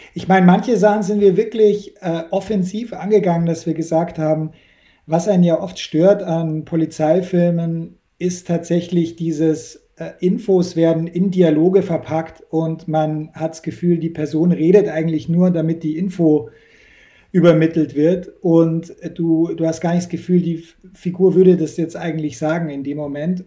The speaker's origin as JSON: {"language": "German", "area": "Munich, near the Austrian border", "region": "Bavaria", "country": "Germany", "tie": "born or raised there", "said": "ich bin an der Grenze zu Österreich aufgewachsen"}